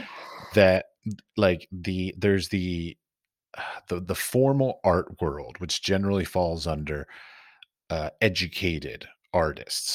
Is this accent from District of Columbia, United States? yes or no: yes; Washington, District of Columbia, United States; I grew up in Washington D.C.